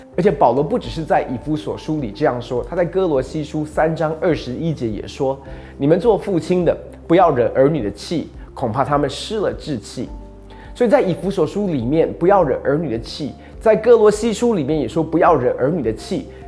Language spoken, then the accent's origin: Chinese; Taiwan; 那你要知道，我们台湾人的文化习俗就是你我不能够跟他说乖